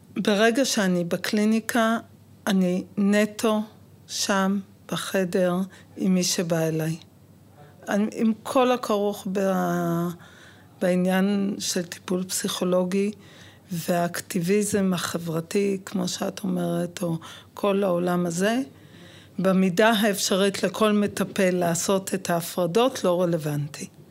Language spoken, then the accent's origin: Hebrew; Jerusalem, Jerusalem District, Israel; now in Lod, Israel; בוגרת גאה של התיכון על יד האוניברסיטה בירושלים